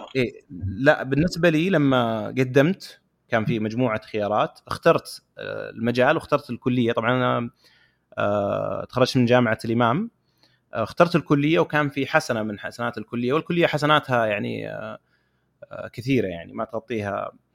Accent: Saudi Arabia; عندنا في السعوديه

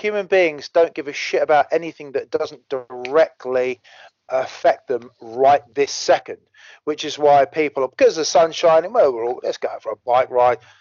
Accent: United Kingdom; we're British

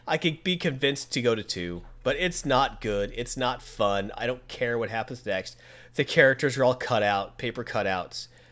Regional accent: United States; I'm from America

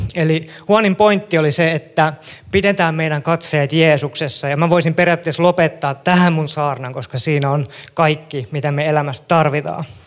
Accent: Kälviä, Central Ostrobothnia, Finland; Mä oon syntynyt ja elänyt mun lapsuuteni Kälviälle, Kälviällä

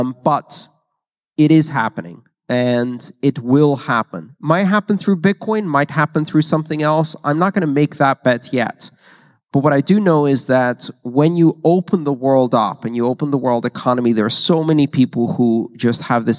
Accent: Greece; moved away; I grew up in Greece

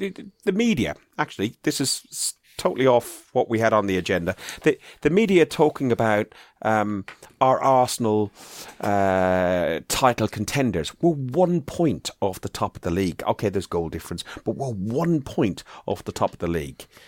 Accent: Ireland; I'm proud of being Irish

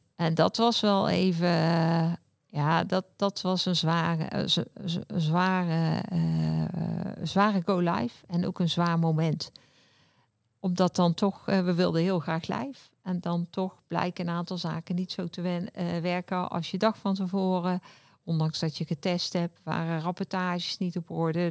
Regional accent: Bavel, North Brabant, Netherlands; also born or lived in Breda; ik woon in Bavel, vlak tegen Breda aan. Heb ik eigenlijk heel mijn leven gewoond. Ik ben echte Brabander.

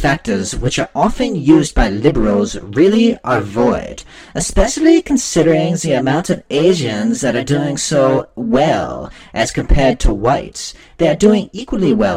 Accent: Amsterdam, North Holland, Netherlands; also born or lived in Milford, Massachusetts; My American dad and Dutch mom decided to move to the Netherlands, where I've lived in Amsterdam for the last 27 years of my life

